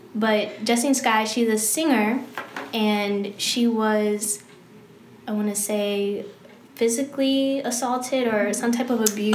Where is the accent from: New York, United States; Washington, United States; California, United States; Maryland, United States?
Maryland, United States; Clinton; moved away as an adult; now in Arizona, United States; I'm from Clinton, Maryland, PG County